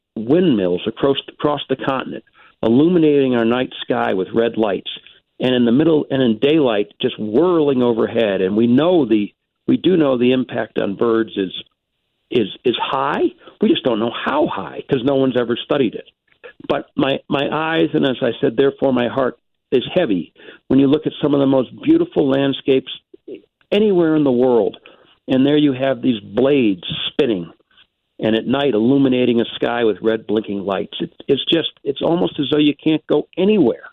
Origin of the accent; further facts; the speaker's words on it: United States; I'm an American.